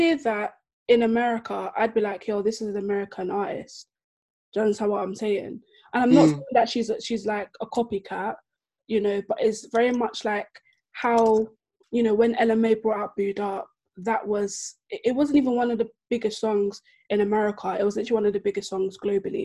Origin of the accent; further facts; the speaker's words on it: Nigeria; As a Nigerian, I grew up in like White Garment Church for like 15 years